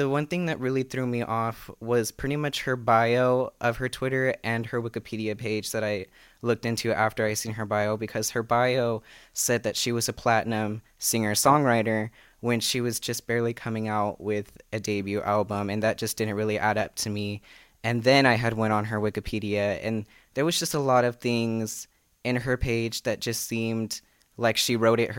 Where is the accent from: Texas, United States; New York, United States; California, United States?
California, United States; Fresno; I'm 19 years old. I'm from Fresno, California. I'm a college student at Fresno Pacific University.